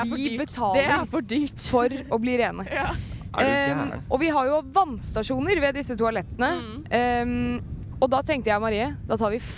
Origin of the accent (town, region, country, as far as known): Norway